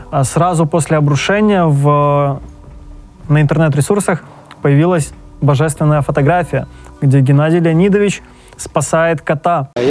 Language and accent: Russian; Odesa, Odesa Oblast, Ukraine; из Одессы, я просто бухаю.